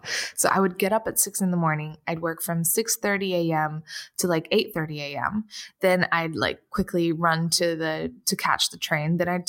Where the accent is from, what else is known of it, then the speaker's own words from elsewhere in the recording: Portugal; I'm from Portugal, and I you know, missed the sunshine a lot and my friends, and I wanted to be able to afford that.